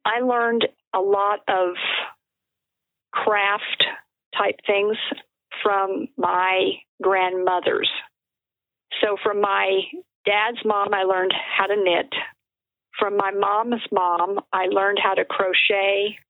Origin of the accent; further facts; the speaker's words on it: Albuquerque, New Mexico, United States; also born or lived in Dodge City, Kansas / St. Louis, Missouri; I have lived pretty much in New Mexico my entire life. And I think it's probably one of the most beautiful and most diverse states here in the U.S. And I'm really glad that this was where I was raised